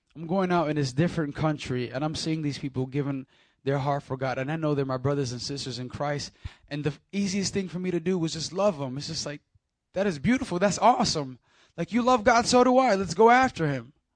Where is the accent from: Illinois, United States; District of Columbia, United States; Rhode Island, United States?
Illinois, United States; Chicago; We're in Chicago, Illinois, my hometown